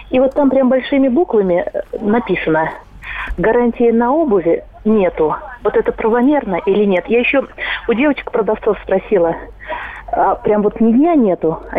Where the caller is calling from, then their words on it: Saratov, Saratov Oblast, Russia; Я звоню вам из Саратова